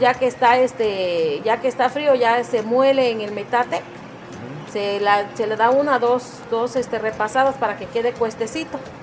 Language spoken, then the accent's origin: Spanish; Villa Sola de Vega, Oaxaca, Mexico; de Villa Sola de Vega, perteneciente a la Sierra Sur.